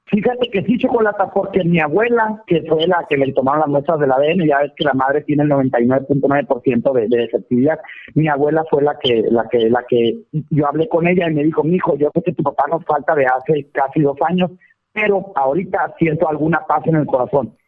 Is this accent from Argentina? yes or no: no; Valle de la Trinidad, Baja California, Mexico; also born or lived in United States; now in Mexicali, Mexico; Yo estoy en Mexicali, Baja California, más soy originario de Valle de la Peña